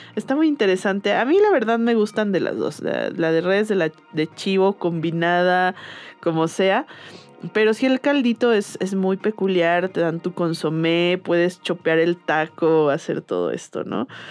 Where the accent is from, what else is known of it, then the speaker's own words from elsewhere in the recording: Guadalajara, Jalisco, Mexico; yo soy de Guadalajara y yo crecí con la birria